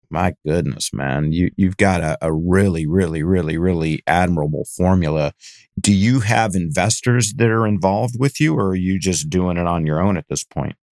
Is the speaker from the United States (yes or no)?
yes; Cleveland, Ohio, United States; also born or lived in Northern California; now in San Francisco area, United States; I grew up in Cleveland, so I, I know snow